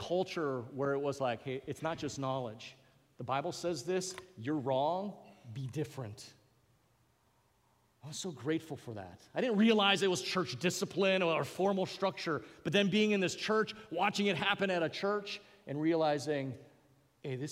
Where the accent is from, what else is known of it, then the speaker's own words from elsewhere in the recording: Hawaii, United States; accent: Pidgin; I come from Hawaii, so I'm going to go into a little pigeon here